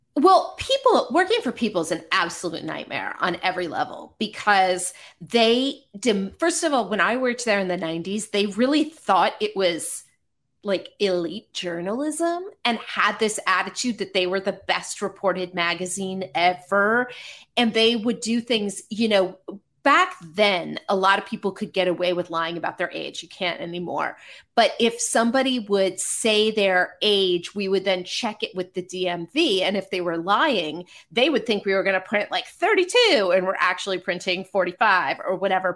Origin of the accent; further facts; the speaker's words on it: Marin County, California, United States; moved away as an adult; also born or lived in Connecticut; I grew up in Marin County.